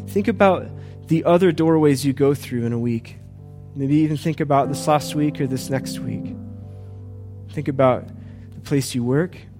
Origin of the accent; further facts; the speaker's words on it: United States; I love being an American